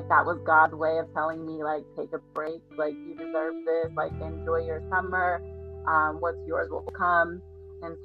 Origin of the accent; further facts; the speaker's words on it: Boston, Massachusetts, United States; I'm from Boston, Massachusetts